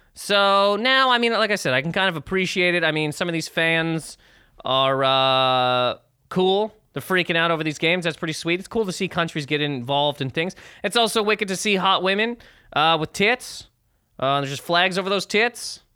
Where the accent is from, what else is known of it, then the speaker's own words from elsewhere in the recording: Canada; Growing up in Canada